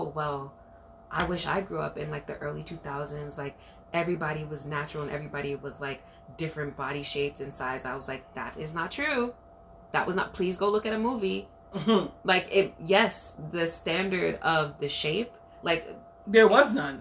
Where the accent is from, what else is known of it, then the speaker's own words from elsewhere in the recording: New York City, New York, United States; growing up in Brooklyn, like, you go to all these dance hall parties